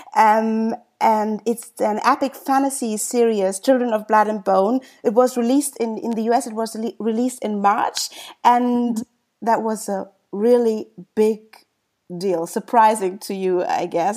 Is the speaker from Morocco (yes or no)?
no; Germany; I was born and raised in Germany